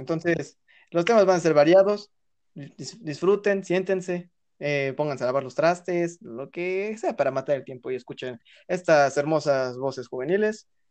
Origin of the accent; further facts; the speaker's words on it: Puebla, Mexico; somos el estado de Puebla